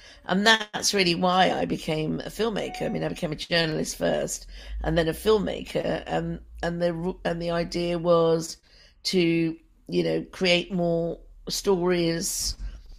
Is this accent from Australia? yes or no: no; London, United Kingdom; that for someone like me growing up in Britain, I mean, we had a lot of racism in London.